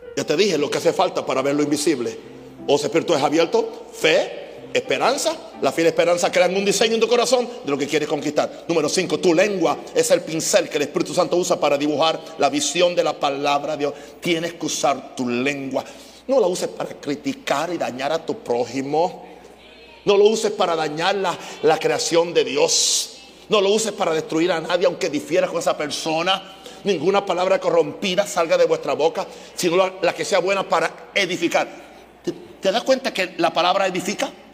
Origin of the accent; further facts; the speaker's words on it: Naguabo, Puerto Rico; Empecé a enseñar en una escuela secundaria en Nahuabo, el pueblo donde yo nací.